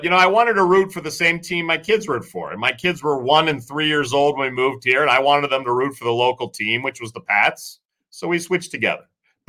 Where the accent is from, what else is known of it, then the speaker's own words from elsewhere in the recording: Maryland, United States; moved away as an adult; now in Vermont, United States; I grew up outside of D.C. in Maryland